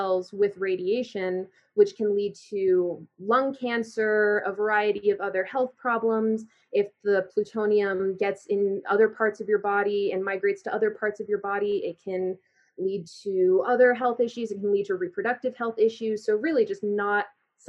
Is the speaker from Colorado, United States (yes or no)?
yes; Colorado, United States; I grew up in Colorado, I'm 24